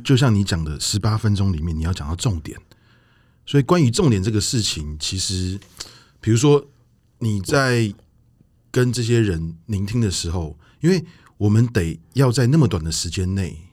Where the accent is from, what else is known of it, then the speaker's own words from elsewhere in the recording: Taiwan; 因为我们台湾人来讲